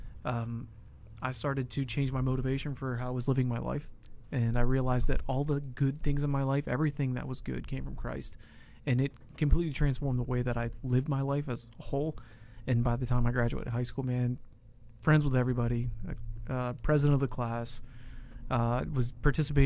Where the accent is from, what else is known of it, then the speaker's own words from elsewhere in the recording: Wellsburg, West Virginia, United States; moved away as an adult; also born or lived in Texas; Wellsburg, West Virginia. That's where I grew up.